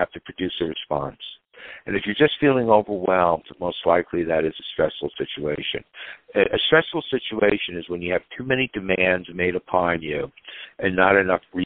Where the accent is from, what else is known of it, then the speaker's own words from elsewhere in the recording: Great Neck, New York, United States; moved away; also born or lived in Los Angeles; I grew up in Great Neck, Long Island, which is a very competitive, affluent community